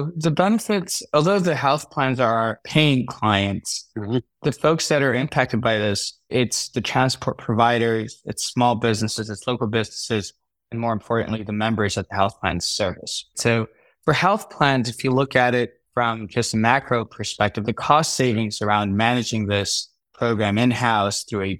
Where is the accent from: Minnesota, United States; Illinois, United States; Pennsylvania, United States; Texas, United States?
Illinois, United States; Chicago; also born or lived in New York City; Especially, I grew up in Chicago, New York City. These weren't the safest places in the world.